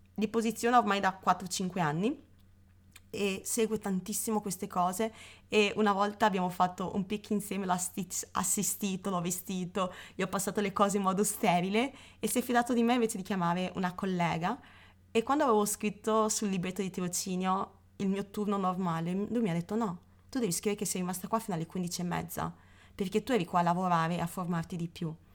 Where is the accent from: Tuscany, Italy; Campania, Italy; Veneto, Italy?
Veneto, Italy; Padua; io sono padovana